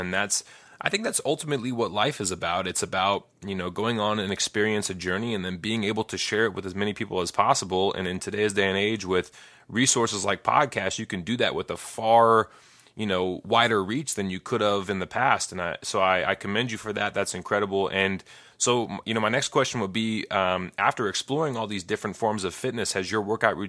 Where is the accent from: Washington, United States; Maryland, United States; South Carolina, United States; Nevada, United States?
Nevada, United States; Las Vegas; also born or lived in Chicago; I grew up in Las Vegas, and fitness was good in Las Vegas. There's a lot of outdoor things to do. Then I moved to Chicago for school